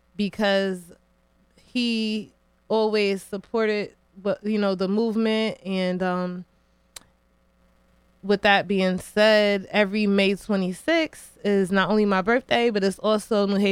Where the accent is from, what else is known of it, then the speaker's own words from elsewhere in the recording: New Haven, Connecticut, United States; You know, I love New Haven. For the most part, I was born and raised here